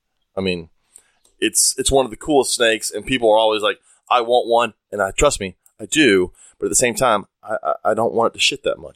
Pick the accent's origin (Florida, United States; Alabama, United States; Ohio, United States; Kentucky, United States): Alabama, United States; moved away; I'm originally from Alabama